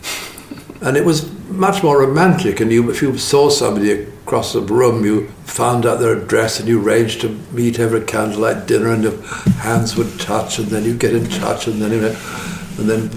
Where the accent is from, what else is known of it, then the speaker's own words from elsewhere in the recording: Buckinghamshire, South East England, United Kingdom; My parents had a house in Buckinghamshire. And I was born there and grew up there.